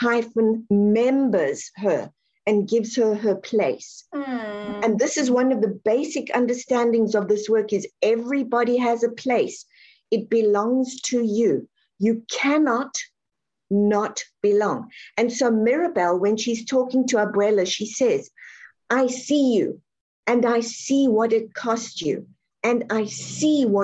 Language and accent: English; South Africa; I'm born and raised South African.